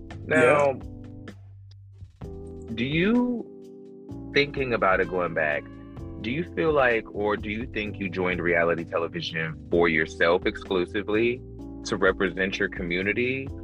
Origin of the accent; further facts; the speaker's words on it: Fayetteville, North Carolina, United States; also born or lived in Douglasville, Georgia; I'm from North Carolina, but I was raised back and forth between Fayetteville and Douglasville, Georgia.